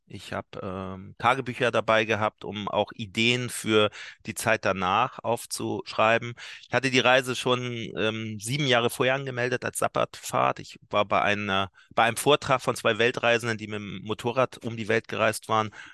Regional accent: Hamburg, Germany; ich bin ja alter Barmbicker hier, äh, so ein Arbeiterstadtteil

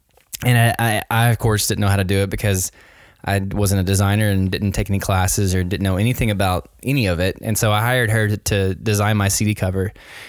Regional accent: Nashville, Tennessee, United States; Yeah, so I am physically at my house right now in Nashville, Tennessee. Born and raised in Nashville, Tennessee.

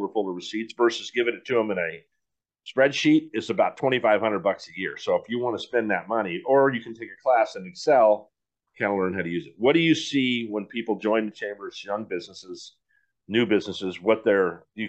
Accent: San Diego, California, United States; I grew up here in San Diego. That's one advantage I have.

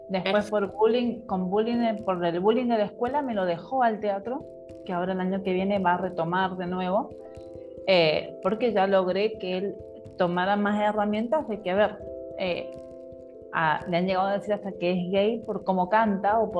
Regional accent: Mendoza, Argentina; Yo también soy, soy de Mendoza.

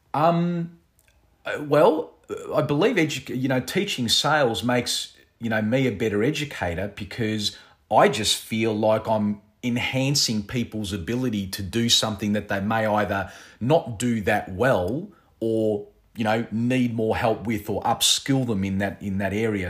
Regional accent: Australia; I was born here in Australia

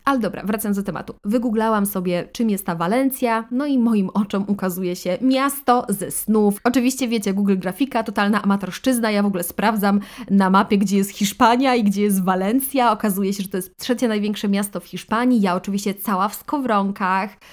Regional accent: Podkarpacie, Subcarpathian Voivodeship, Poland; moved away as an adult; also born or lived in Russia (family origin); Osiedliśmy na stałe w Polsce, na Podkarpaciu

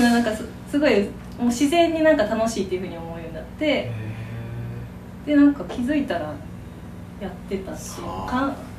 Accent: Kyoto, Japan; moved away as an adult; also born or lived in Aichi; now in Teshima, Japan; 私京都出身なんで

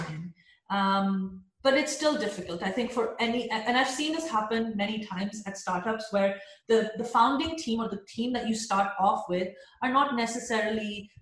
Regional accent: Pakistan; a Pakistani woman

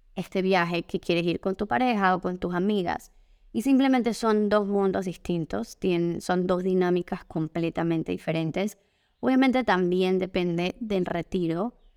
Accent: Panama; como panameña

